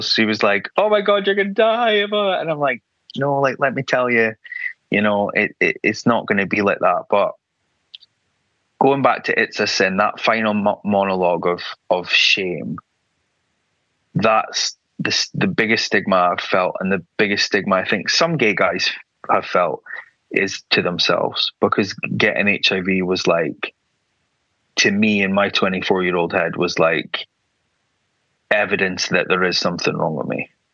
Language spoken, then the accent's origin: English; Aberdeen, Scotland, United Kingdom; moved away as an adult; now in London, United Kingdom; I grew up in Aberdeen, very, you know, not very progressive, very white